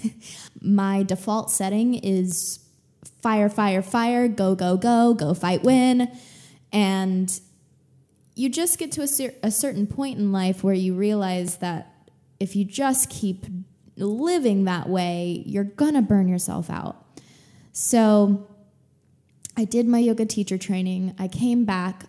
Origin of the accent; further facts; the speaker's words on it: Texas, United States; now in California, United States; growing up in Texas